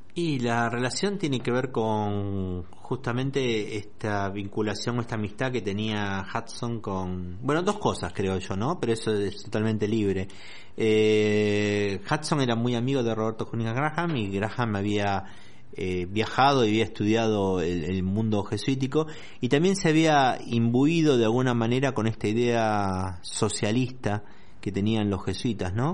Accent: Argentina; nuestra riqueza como argentinos

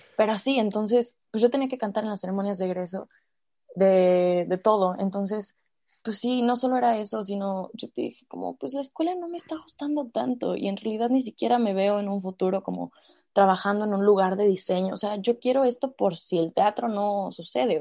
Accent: Mexico City, Mexico; moved away; also born or lived in Toluca; yo vivía, yo nací en la Ciudad de México, entonces en el kinder había una estudiantina

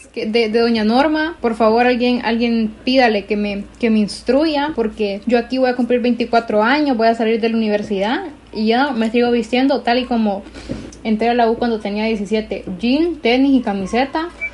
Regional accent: Honduras; como hondureños en general

